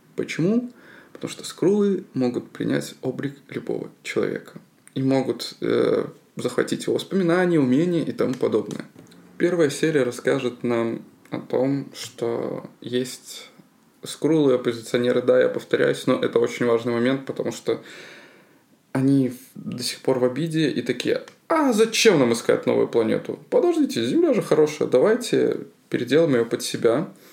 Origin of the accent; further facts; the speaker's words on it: Belarus; Я как белорус